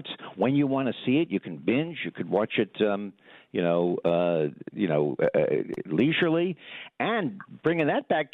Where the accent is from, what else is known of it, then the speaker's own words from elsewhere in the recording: Long Island, New York, United States; also born or lived in Brooklyn, New York; I grew up on Long Island. I come from New York. I was born in Brooklyn and spent a lot of my childhood in Brooklyn and my younger days on Long Island